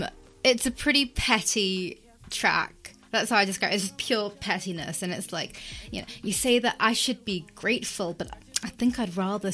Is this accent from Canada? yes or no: no; England, United Kingdom; born or raised there